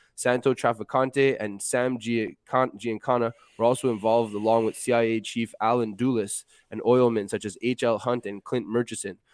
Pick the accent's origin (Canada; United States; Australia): Canada; Montreal, Quebec; I grew up in Montreal